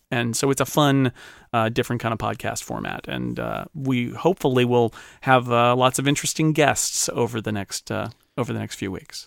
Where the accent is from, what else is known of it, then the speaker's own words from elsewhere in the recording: United States; I'm an American.